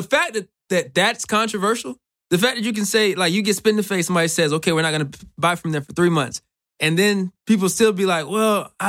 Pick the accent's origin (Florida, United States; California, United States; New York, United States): Florida, United States; Clearwater; I'm from Clearwater, Florida, so that's about 4 hours away from Miami.